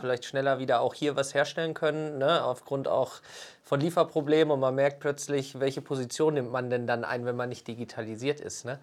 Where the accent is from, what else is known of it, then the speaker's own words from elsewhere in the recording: Sauerland, North Rhine-Westphalia, Germany; moved away; ich bin so zurück ins Sauerland gekommen